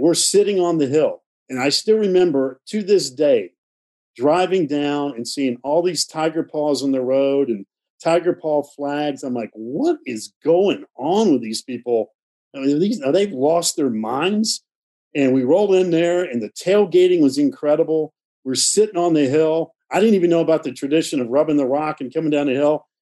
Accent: Winston-Salem, North Carolina, United States; i grew up in winston-salem

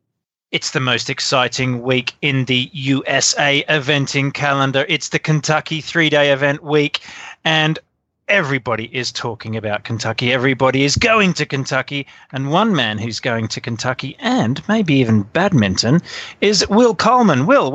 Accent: Australia; Sorry, you know, being Australian

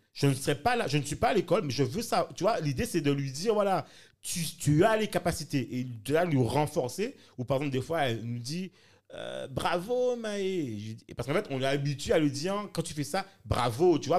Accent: France; Moi, en tant que Français

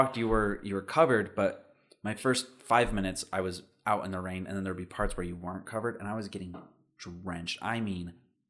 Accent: United States; I'm just American.

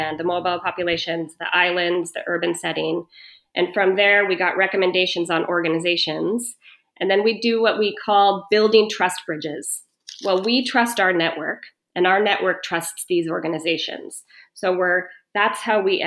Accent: United States; I was born and raised in the States

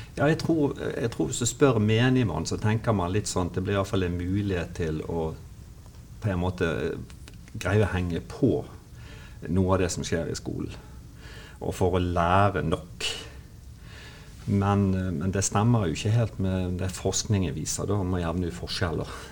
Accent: Bergen, Vestland, Norway; accent: Bergen dialect; moved away as an adult; now in Kristiansand, Norway; som dialekten avslører, det er jo vanskelig å skjule, så er jo jeg eh, bergenser. Født og oppvokst i Bergen

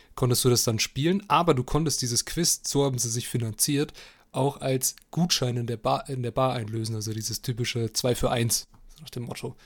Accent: Germany; als Deutscher

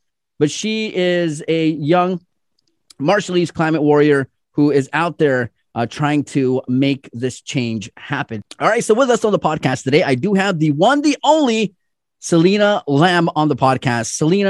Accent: Yap, Micronesia; I'm from Yap

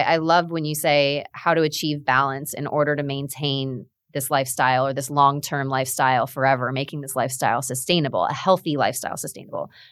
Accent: South Florida, United States; Both of us are born and raised in South Florida

